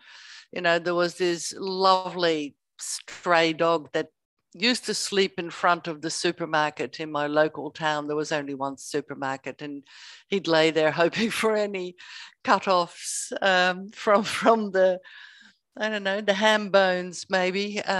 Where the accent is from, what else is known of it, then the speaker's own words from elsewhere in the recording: Netherlands; moved away as an adult; also born or lived in Spain; now in Australia; I grew up in the Netherlands and sunshine didn't come about very often.